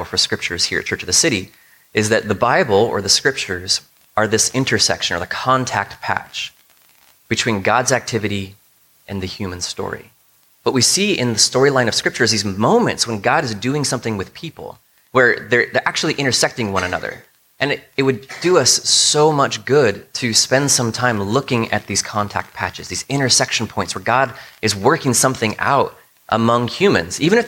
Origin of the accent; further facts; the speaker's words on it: United States; a lot of us as Americans and as American Christians